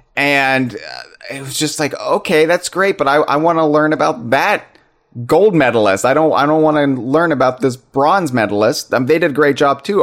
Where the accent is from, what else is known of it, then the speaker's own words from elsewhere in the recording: United States; I'm an American in the United States